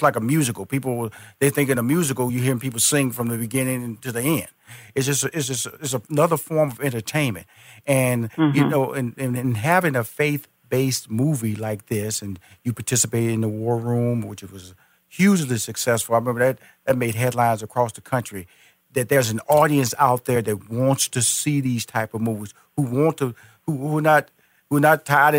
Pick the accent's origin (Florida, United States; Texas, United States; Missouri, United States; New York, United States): Texas, United States; Houston; now in Atlanta, United States; Now here at a restaurant in Houston, where I'm originally from, I was born and raised in Houston, yep. I'm now based in Atlanta, Georgia